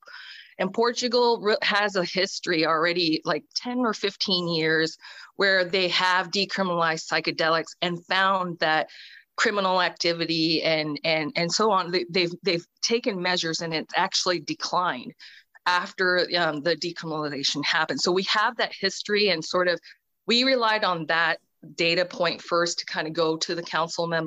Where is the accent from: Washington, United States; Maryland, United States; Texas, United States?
Washington, United States; I'm from Washington State. I'm in Washington State